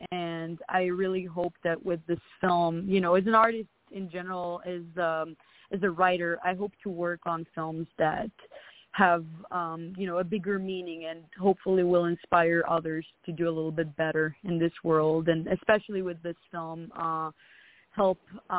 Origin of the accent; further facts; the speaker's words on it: Israel; now in United States; especially from where I come from Israel, they're like, oh, you're going to go to America and, you know, and go to Hollywood and become an actress.